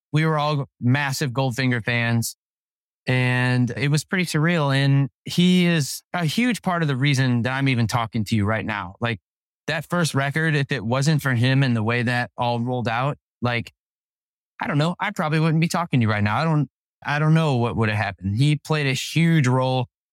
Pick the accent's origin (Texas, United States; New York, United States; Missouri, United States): Missouri, United States; Overland; we grew up in Saint Louis, Missouri, in a little town called Overland